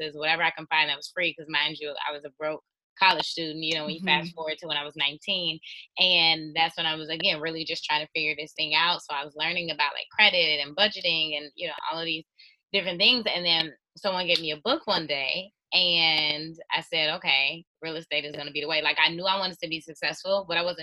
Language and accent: English; Chicago, Illinois, United States; I'm from Chicago, the south side of Chicago, born and raised